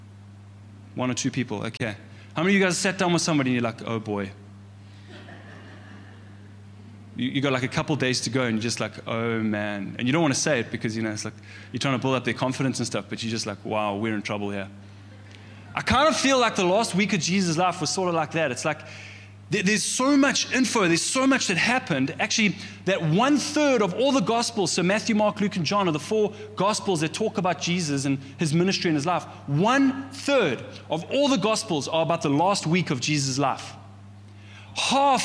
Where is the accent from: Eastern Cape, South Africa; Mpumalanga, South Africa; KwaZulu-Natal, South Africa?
KwaZulu-Natal, South Africa; Pietermaritzburg; in Maritzburg, I grew up in the Methodist Church